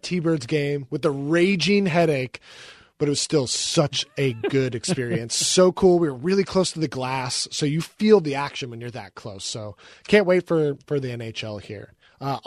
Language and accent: English; Seattle, Washington, United States; We were young fans growing up in Seattle